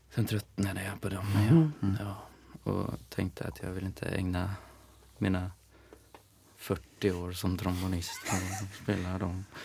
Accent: Eskilstuna, Södermanland, Sweden; now in Stockholm, Sweden; jag är från Eskilstuna

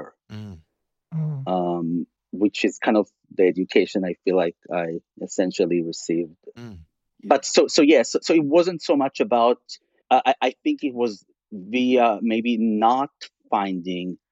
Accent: Tel Aviv, Tel Aviv District, Israel; English is a second language; moved away as an adult; also born or lived in California; I grew up in Israel

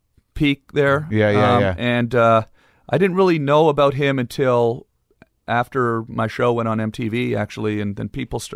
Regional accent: Ottawa, Ontario, Canada; I'm from Ottawa, and I'm a little upset about this, and I'm Canadian. I want to show you how Canadians play hockey.

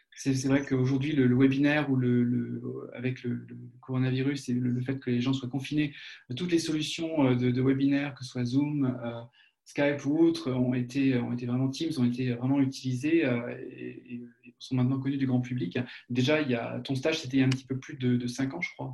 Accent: France; accent: French; moved away as an adult; now in Germany; ça fait un petit peu plus de 20 ans que je suis en Allemagne, et euh, bon, j'ai mon accent que je traîne

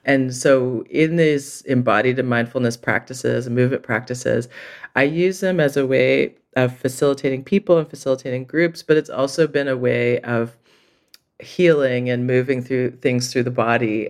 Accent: Montreal, Quebec, Canada; moved away as an adult; also born or lived in Vancouver; now in Toronto, Canada; I grew up in Montreal

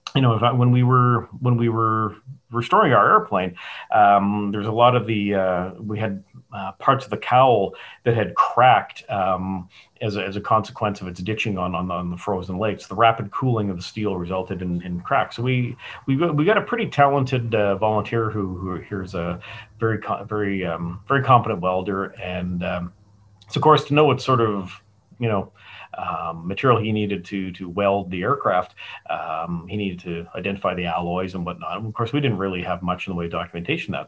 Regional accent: Calgary, Alberta, Canada; moved away as an adult; also born or lived in St Andrews; now in Tucson, United States; born and raised in Calgary, and tromped around the world

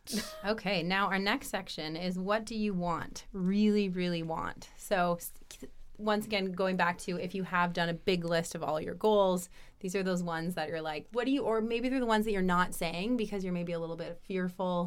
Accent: Canada; now in Europe; being a Canadian, now being in Europe

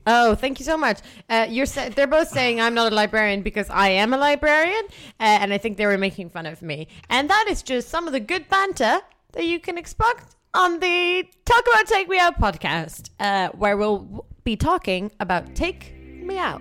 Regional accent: Netherlands; I'm from the Netherlands.

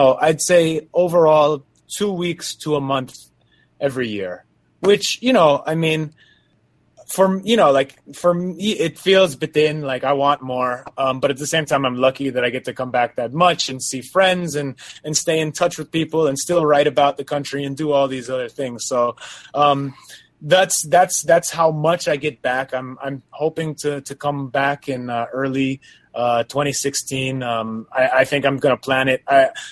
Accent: New York, United States; moved away as an adult; also born or lived in Quezon City, Philippines; now in Los Angeles, United States; I live in LA right now, but I'm originally from New York

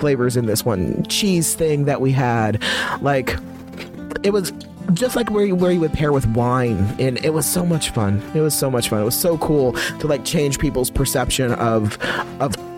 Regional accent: Midwest, United States; I grew up in the Midwest.

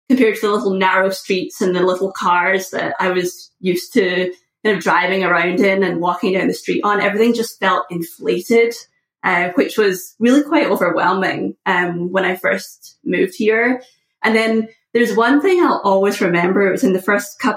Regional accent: just outside of Glasgow, west coast of Scotland, United Kingdom; moved away as an adult; now in United States; I was born just outside of Glasgow, which is the largest city in Scotland, which is not really saying very much for sizes of cities. But I grew up there

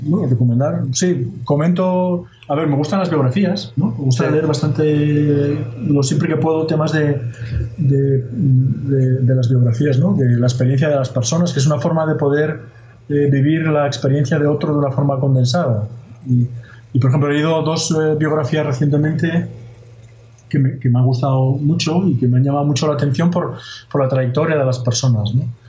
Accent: Asturias, Spain; Yo soy asturiano

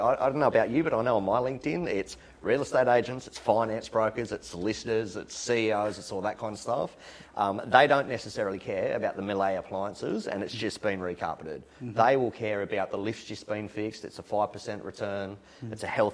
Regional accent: Newcastle, New South Wales, Australia; now in Sydney, Australia; I'm not from Sydney. I'm from Newcastle. I moved to Sydney, ended up in the eastern suburbs.

